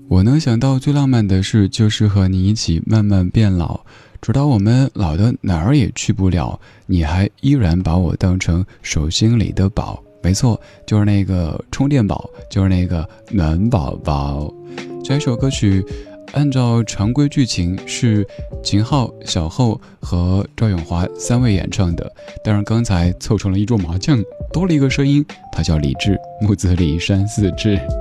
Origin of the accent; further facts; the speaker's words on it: Chengdu, Sichuan, China; now in Beijing, China; 我的家乡成都